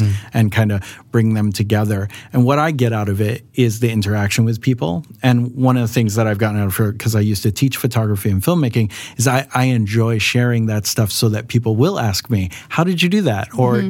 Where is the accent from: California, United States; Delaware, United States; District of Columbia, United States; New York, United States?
California, United States; Los Angeles; moved away as an adult; now in Sweden; I'm also American, as Lydia said. Uh, I'm from Los Angeles